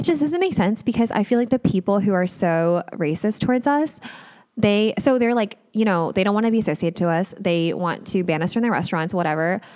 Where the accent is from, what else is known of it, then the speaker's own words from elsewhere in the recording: United States; I'm an American